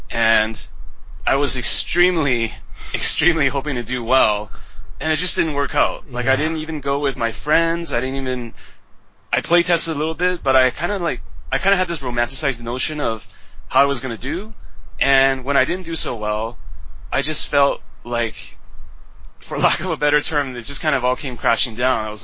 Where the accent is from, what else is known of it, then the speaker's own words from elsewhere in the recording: West Coast, Canada; also born or lived in Taiwan; I was originally from Taiwan, but I grew up in Canada, West Coast, so I'm Taiwanese Canadian